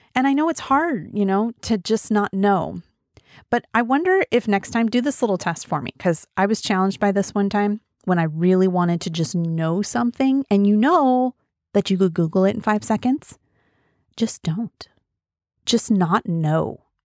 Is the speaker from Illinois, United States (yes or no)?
no; Wyoming, United States; also born or lived in Colorado; now in Oregon, United States; And I am from Wyoming, and I grew up mostly in Wyoming and a little bit in Colorado